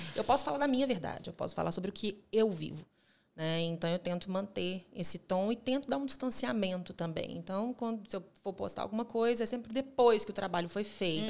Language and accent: Portuguese; Minas Gerais, Brazil; also born or lived in Rio de Janeiro; now in Belo Horizonte, Brazil; eu não quis ficar no Rio de Janeiro, quis uhum. voltar para Minas Gerais. Eu não sou de Belo Horizonte, mas me sinto nascida aqui